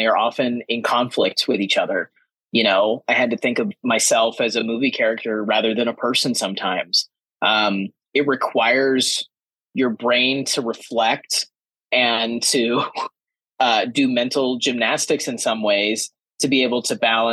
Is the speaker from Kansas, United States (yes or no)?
yes; Kansas, United States; moved away as an adult; a queer closeted kid growing up in Kansas